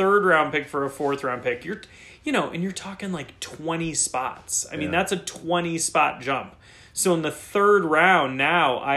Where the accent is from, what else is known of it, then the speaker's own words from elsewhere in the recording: Cleveland, Ohio, United States; a Cleveland Brown. That's my hometown team